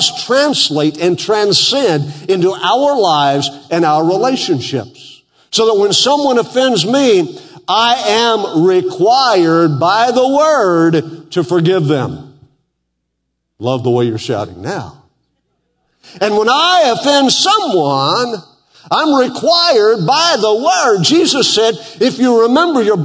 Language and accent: English; Western Oklahoma, United States; I grew up in Western Oklahoma